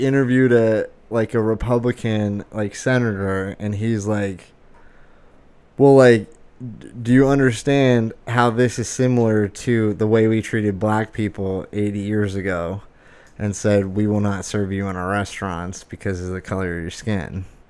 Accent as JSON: {"language": "English", "country": "United States", "said": "as an American I've never traveled outside the United States"}